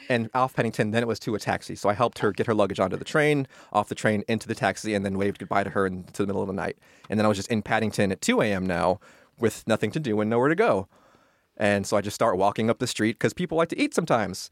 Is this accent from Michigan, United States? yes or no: no; California, United States; also born or lived in New York; I'm from California.